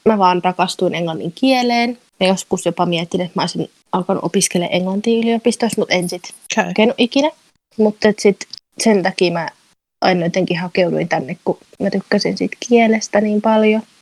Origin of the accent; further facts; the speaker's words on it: Turku, Southwest Finland, Finland; moved away as an adult; also born or lived in Greece / Spain; now in United Kingdom; mä oon alun perin kotoisin Turusta.